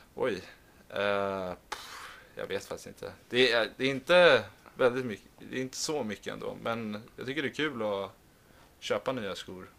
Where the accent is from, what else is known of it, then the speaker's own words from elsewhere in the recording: Stockholm, Stockholm County, Sweden; moved away; vi har där hemma i Stockholm